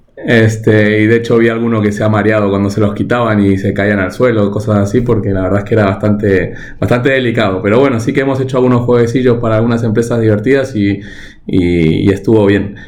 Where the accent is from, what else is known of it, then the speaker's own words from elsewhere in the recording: Argentina; moved away; Yo nací, nací en Argentina, pero vengo de una familia que, que bueno, que vino de, sobre todo de Europa del Este